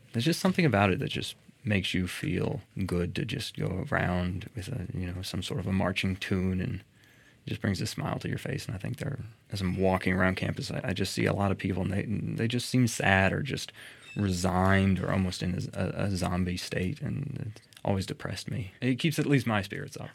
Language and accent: English; Murfreesboro, Tennessee, United States; I was born here in Murfreesboro, and I've lived here pretty much my entire life